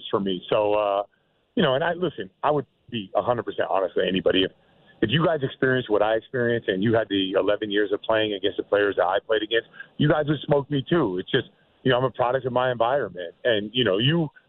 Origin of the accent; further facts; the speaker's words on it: Seattle, Washington, United States; I'm from Seattle